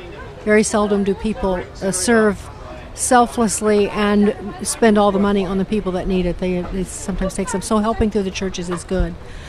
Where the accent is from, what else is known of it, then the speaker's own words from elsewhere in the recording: Chicago, Illinois, United States; I'm from Chicago, and there's a huge influx of Russians. And there has been for a long time.